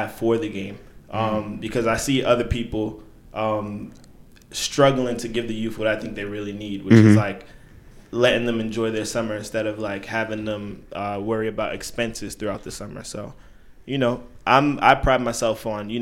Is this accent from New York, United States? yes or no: yes; New York City, New York, United States; also born or lived in Brooklyn; Born in Brooklyn, raised in the Lower East Side, that's where I really started to pick up basketball